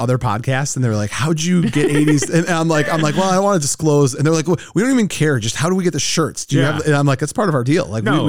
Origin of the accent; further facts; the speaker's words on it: United States; I love America, right? You and I are as American as they come.